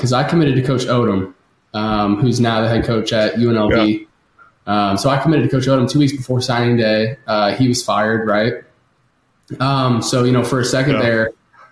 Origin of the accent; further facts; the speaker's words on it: St. Louis, Missouri, United States; I grew up in St. Louis